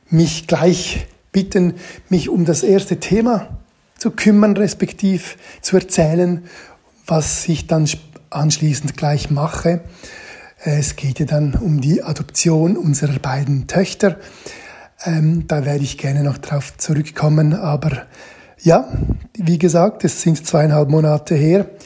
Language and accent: German; Ticino, Switzerland; meine Eltern, meine Geschwister und ich im Tessin in der Südschweiz aufgewachsen sind. Und ich betone, ich bin da halt leider in Anführungszeichen nur aufgewachsen als Kind.